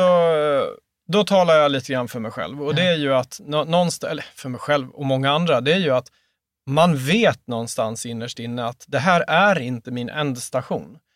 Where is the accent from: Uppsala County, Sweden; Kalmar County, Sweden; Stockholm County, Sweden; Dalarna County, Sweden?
Dalarna County, Sweden; Mora; moved away as an adult; now in Skåne, Sweden; Min pappa hade drivit en, eh, en franchise i, i Mora, där vi kommer ifrån, både jag och, jag och han